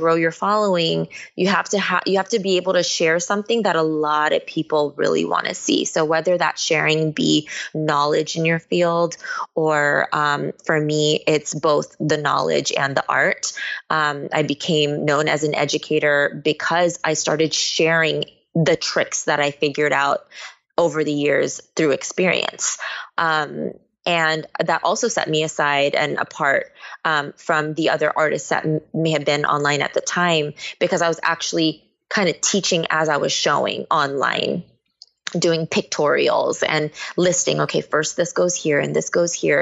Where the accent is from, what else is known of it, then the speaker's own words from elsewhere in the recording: Bay Area, California, United States; moved away as an adult; now in Los Angeles, United States; I was born here in LA, but I was raised in the Bay Area